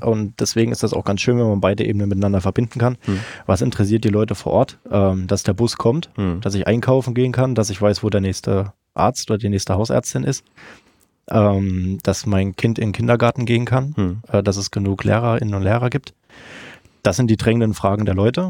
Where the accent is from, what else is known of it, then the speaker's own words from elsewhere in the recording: Meiningen, Thuringia, Germany; also born or lived in Jena; aufgewachsen und geboren in der wunderschönen Theaterstadt Meiningen